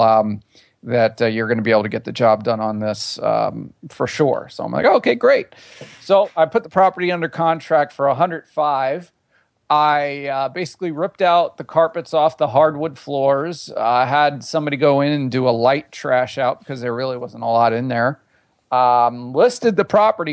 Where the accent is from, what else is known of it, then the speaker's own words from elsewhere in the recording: Long Island, New York, United States; I grew up on Long Island in New York